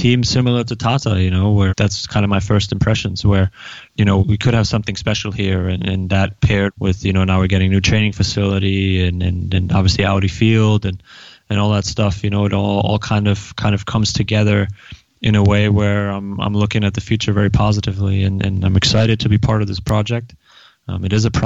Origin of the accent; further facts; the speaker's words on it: Neustadt an der Aisch, Bavaria, Germany; moved away; I grew up in Neustadt an der Aisch, which is about 30 to 45 minutes outside of Nuremberg, in Franconia, you know, Bavaria, northern Bavaria.